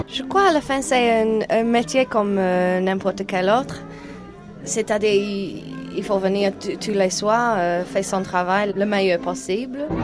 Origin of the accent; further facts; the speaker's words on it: New Zealand; French is a second language; now in Paris, France; je viens de Nouvelle-Zélande